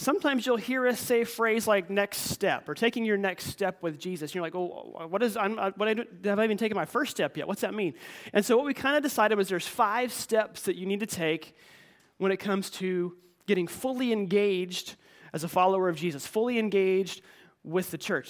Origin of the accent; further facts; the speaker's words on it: United States; we're raised and taught to be as Americans